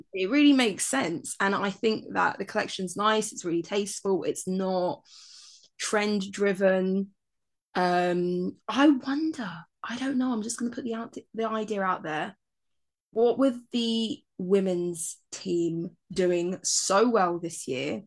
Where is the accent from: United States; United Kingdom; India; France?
United Kingdom; both of us born and raised in Britain